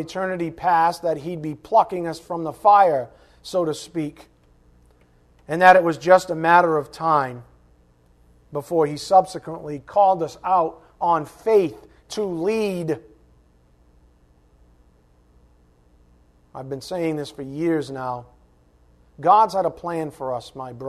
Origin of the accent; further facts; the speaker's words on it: United States; this beloved country of ours